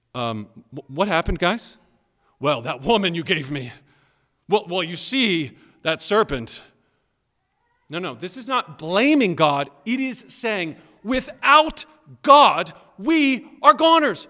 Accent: Maryland, United States; also born or lived in Tennessee; I'm born and raised mostly in, in Maryland, but I was born in Tennessee.

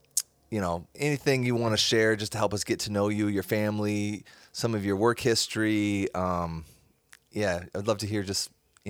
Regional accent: Iowa, United States; now in Madison, Wisconsin, United States; I was raised in Iowa

